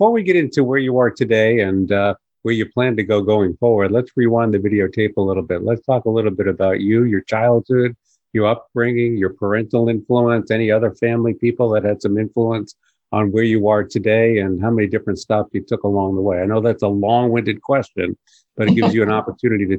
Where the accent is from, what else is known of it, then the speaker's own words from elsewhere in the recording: Long Island, New York, United States; I was born and raised on Long Island.